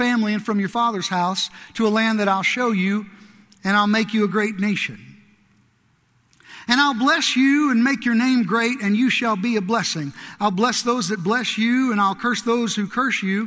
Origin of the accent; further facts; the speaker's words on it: southern Illinois, United States; moved away; also born or lived in Kentucky; I grew up in a really small town in southern Illinois